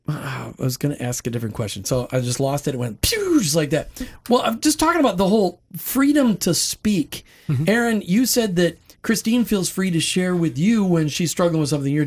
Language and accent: English; New Jersey, United States; I'm from New Jersey.